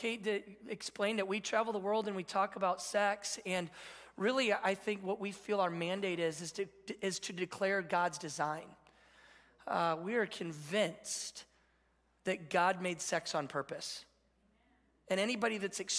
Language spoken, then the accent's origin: English; Michigan, United States; I grew up in Michigan